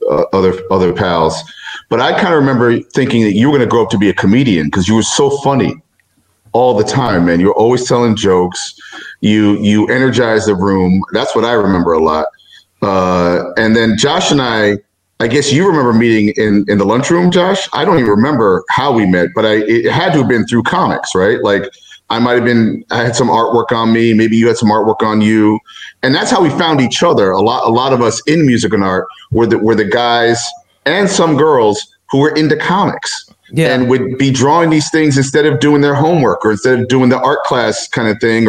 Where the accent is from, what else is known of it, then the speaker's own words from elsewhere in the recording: New York City, New York, United States; also born or lived in Brooklyn; I was born in New York Hospital, raised in Manhattan, Upper West Side